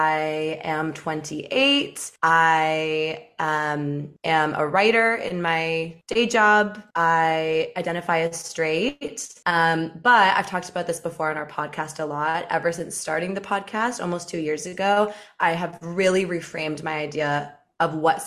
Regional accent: London, Ontario, Canada; also born or lived in Toronto; now in Vancouver, Canada; I'm from London, Ontario, which is about 2 hours away from Toronto.

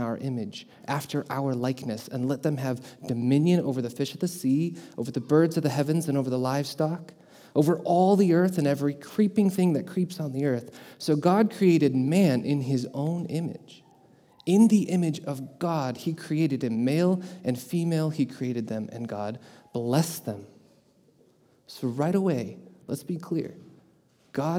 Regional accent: Colorado, United States; moved away as an adult; now in Wisconsin, United States; I'm not originally from Wisconsin either, I'm from Colorado.

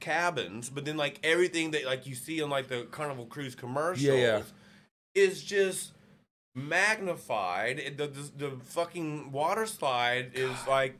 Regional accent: Conway, Arkansas, United States; I'm from Conway.

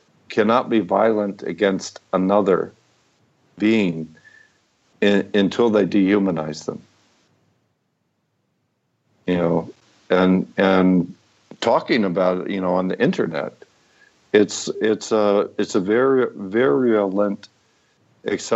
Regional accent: San Francisco, California, United States; I'm a kid from San Francisco in the late 60s

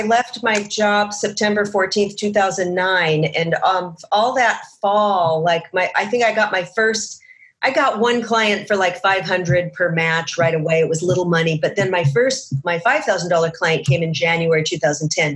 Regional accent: Seattle, Washington, United States; moved away as an adult; also born or lived in Chicago; now in Los Angeles, United States; I came down to LA from Seattle, where I grew up

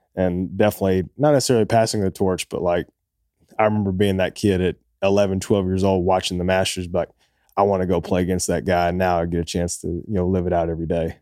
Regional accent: Oak Ridge, Tennessee, United States; also born or lived in Boston, Massachusetts; we grew up in East Tennessee, a small town called Oak Ridge, just outside of Knoxville, and I grew up there

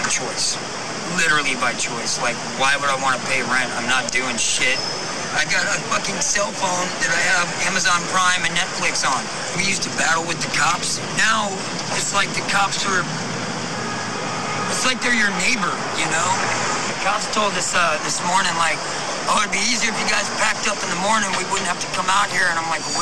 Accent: United States; moved away as an adult; now in San Francisco, United States; Louisiana, Texas area

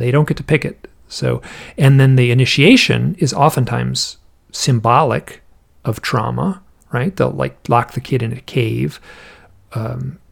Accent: Michigan, United States; I'm from Michigan.

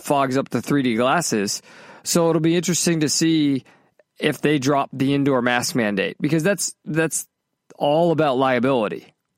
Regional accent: Massachusetts, United States; also born or lived in Southern California; now in Florida, United States; when I was growing up in Massachusetts

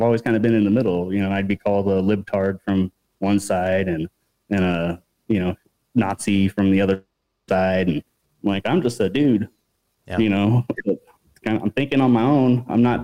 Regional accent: Sacramento, California, United States; moved away as an adult; now in Mexico; in Sacramento where we're from.

